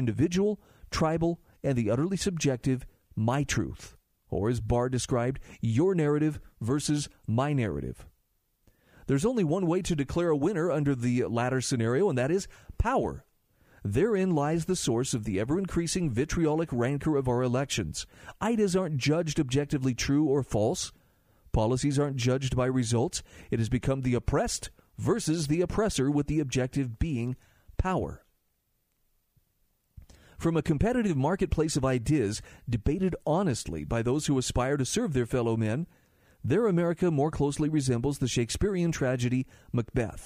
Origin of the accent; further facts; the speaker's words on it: Utah, United States; In my home state of Utah